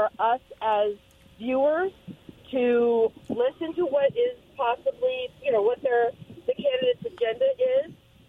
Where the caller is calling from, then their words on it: Pasco, United States; from Pasco.